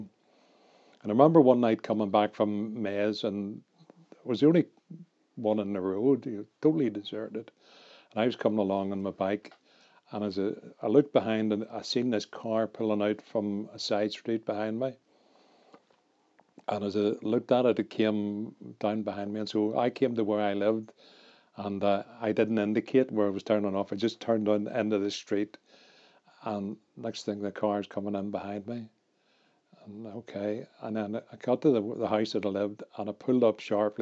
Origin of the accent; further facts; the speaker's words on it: Belfast, Northern Ireland, United Kingdom; I grew up in North Belfast, which was one of the worst areas in terms of violence.